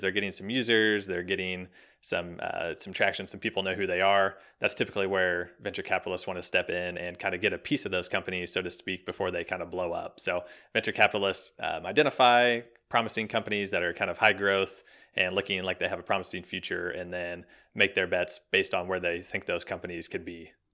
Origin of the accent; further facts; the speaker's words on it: Kansas City, United States; I'm born and raised in Kansas City, right in the middle, smack dab middle of America. Uh, grew up here, went to college here, been here kind of my whole life